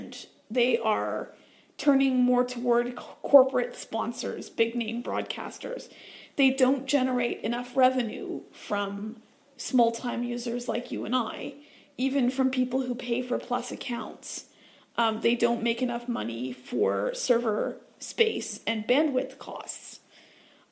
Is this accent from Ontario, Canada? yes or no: yes; Southern Ontario, Canada; I'm actually from Southern Ontario, so I'm not that far from Toronto.